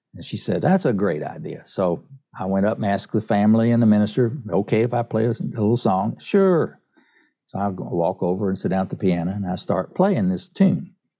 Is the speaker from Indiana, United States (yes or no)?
no; East Tennessee, United States; I grew up in East Tennessee, up in the mountains of East Tennessee